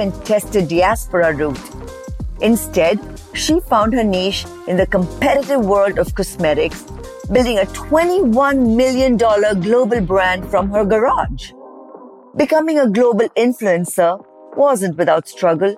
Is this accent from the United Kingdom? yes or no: no; India; moved away as an adult; Growing up in India